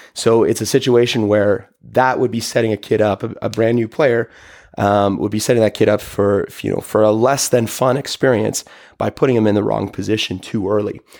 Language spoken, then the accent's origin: English; Toronto, Ontario, Canada; as a kid growing up in Toronto